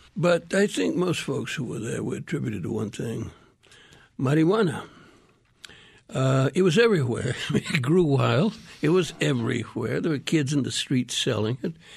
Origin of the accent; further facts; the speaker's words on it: Miami, Arizona, United States; also born or lived in Sinaloa, Mexico; my memories are Miami, Arizona, and, uh, and, uh, a very, very rural rancheria in, uh, Sinaloa, Mexico. That's, that's my childhood